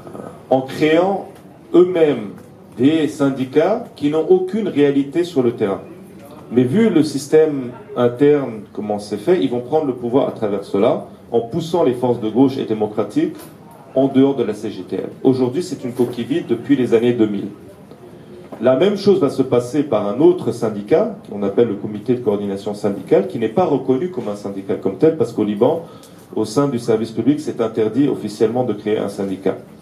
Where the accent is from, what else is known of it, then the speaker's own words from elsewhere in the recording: Aleppo, Aleppo Governorate, Syria; moved away; also born or lived in Lebanon; Alep, où je suis originaire, dans les quartiers arméniens